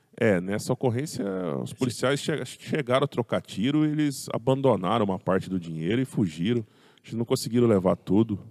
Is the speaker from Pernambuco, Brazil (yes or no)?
no; Pirassununga, São Paulo, Brazil; now in Araras, Brazil; Eu sou nascido lá em Pirassununga